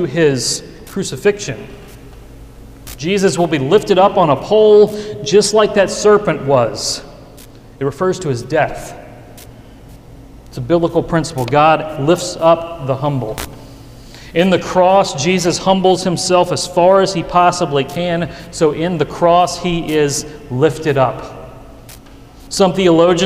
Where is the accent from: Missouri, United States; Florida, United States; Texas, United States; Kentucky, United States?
Kentucky, United States; Western; now in Louisville, United States; My hometown in Western Kentucky